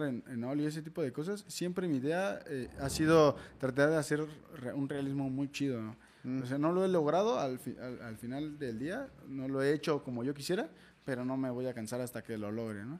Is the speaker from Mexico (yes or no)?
yes; Mexico; en México no estamos como tan acostumbrados a, un buen tatuaje